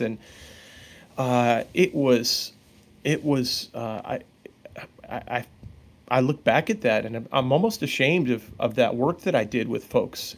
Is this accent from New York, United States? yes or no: yes; Long Island, New York, United States; I grew up on Long Island